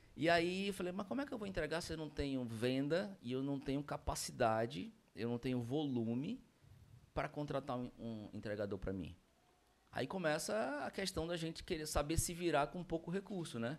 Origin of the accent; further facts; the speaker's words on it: Manaus, Amazonas, Brazil; Nasci em Manaus, meus, toda a minha família é de, é de Manaus